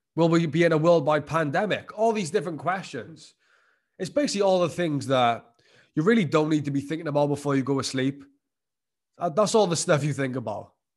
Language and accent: English; Wales, United Kingdom; my home country of Wales